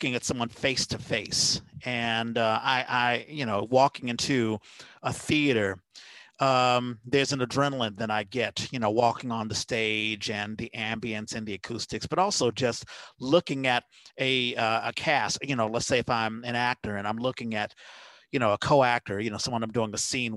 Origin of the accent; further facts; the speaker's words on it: Washington, District of Columbia, United States; now in San Francisco Bay Area, United States; I grew up in Washington, D.C., you know, it's called the Chocolate City